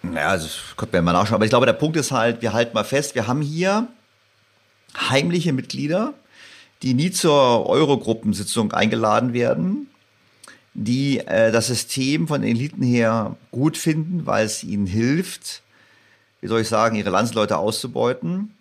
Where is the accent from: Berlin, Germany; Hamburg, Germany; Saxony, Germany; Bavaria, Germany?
Berlin, Germany; also born or lived in St. Gallen; ich als Berliner